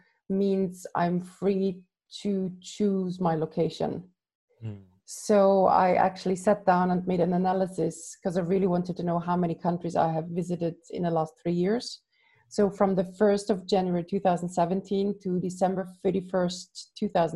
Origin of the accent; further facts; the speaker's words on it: Austria; moved away as an adult; also born or lived in Budapest, Hungary / Ecuador / Mexico / Warsaw, Poland; now in Lisbon, Portugal; I'm from Austria originally